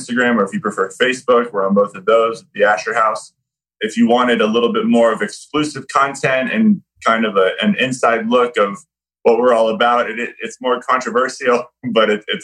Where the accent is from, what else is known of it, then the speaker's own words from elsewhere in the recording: Florida, United States; also born or lived in New York; I was raised in Florida.